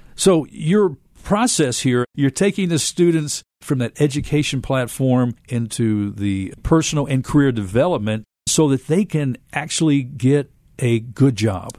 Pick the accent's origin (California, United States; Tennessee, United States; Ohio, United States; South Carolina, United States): Tennessee, United States; Memphis; I myself am a lifelong Memphian.